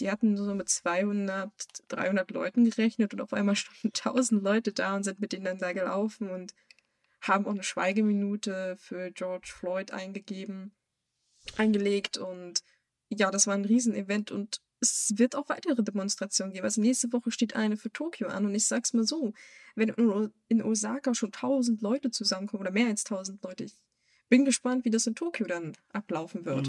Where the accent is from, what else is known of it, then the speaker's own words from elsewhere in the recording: Germany; als Weiß und auch als Deutsche